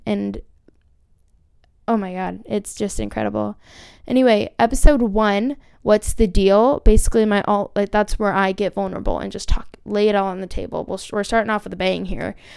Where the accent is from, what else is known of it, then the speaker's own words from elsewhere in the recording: Orange County, California, United States; I'm from Orange County, California.